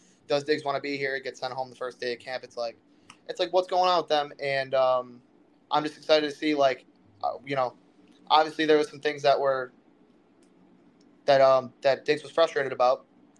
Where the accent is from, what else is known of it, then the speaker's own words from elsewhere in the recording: Buffalo, New York, United States; I'm from Buffalo, New York. I grew up on Lake Erie. I go to Brockport